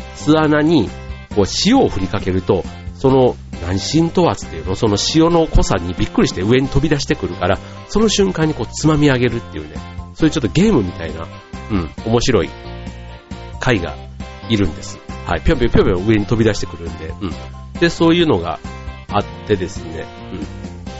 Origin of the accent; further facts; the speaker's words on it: Osaka, Japan; now in Tokyo, Japan; うちの実家からというか、大阪から